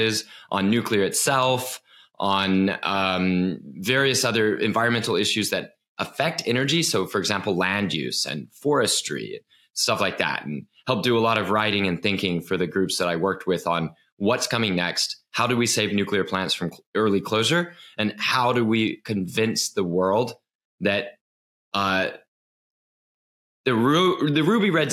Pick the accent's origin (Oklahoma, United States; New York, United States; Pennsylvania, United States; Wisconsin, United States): Oklahoma, United States; Oklahoma City; moved away as an adult; also born or lived in Russia; I'm from Oklahoma City, Oklahoma, a large flat city on the prairies